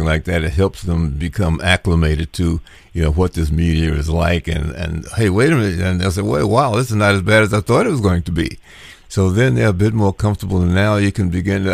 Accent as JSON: {"language": "English", "town": "Washington", "region": "District of Columbia", "country": "United States", "tie": "born or raised there", "moved": "yes", "lives_now": "North Carolina, United States", "said": "my hometown is Washington, D.C., so even though I'm in North Carolina now"}